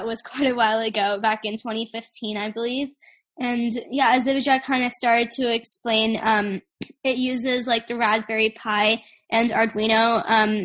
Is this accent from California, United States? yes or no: yes; Silicon Valley, California, United States; growing up in Silicon Valley